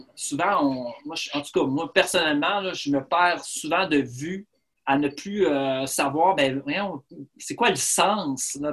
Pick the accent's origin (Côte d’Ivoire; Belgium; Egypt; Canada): Canada; Rimouski, Quebec; je suis originaire de Rimouski, je suis né à Rimouski